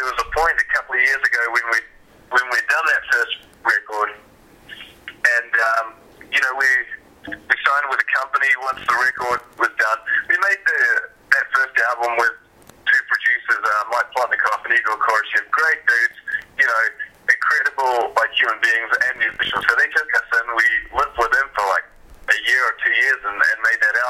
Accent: New Zealand; moved away; also born or lived in Vancouver, Canada; growing up in New Zealand

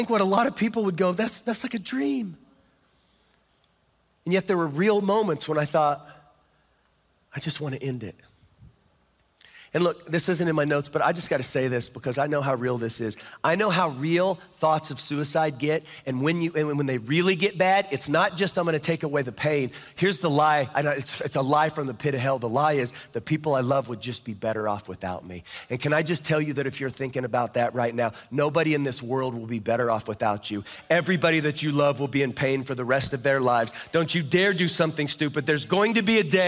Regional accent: Kansas, United States; I'm from Kansas

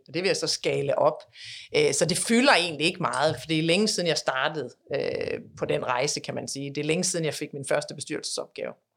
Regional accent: Denmark; moved away as an adult; now in United States; vi er jo danskere, vil jo aldrig, aldrig være andet end danskere

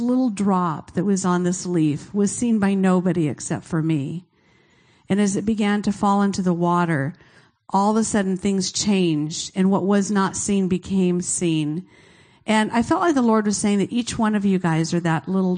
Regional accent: Fremont, California, United States; moved away; I was raised in Fremont

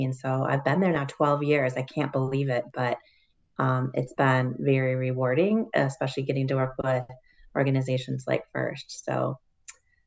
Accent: Detroit, Michigan, United States; moved away; also born or lived in Chicago / Belfast; I'm from Detroit

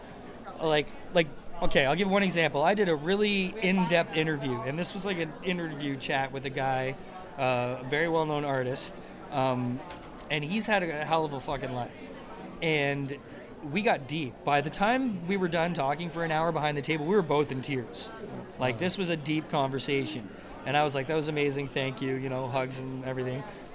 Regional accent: Canada; as a patriotic Canadian

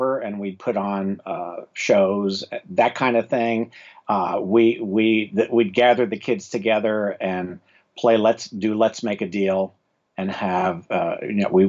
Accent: South Florida, United States; I grew up in South Florida

